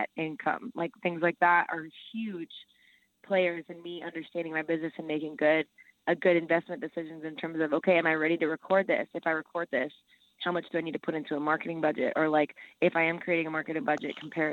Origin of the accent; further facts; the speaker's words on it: El Salvador; moved away; I'm from El Salvador, so I speak Spanish